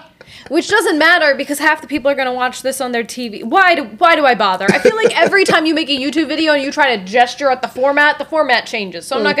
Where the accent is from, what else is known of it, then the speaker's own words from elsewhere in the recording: United States; I was insulted as an American!